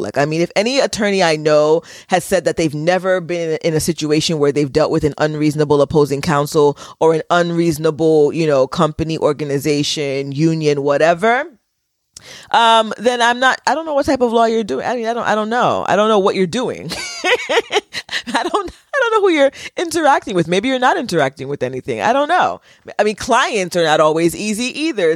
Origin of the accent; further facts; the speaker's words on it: United States; I was born in America and went to, you know, public school